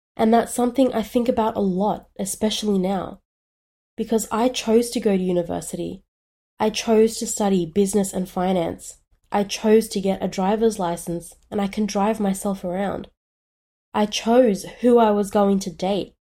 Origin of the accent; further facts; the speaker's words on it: Australia; I was born in Australia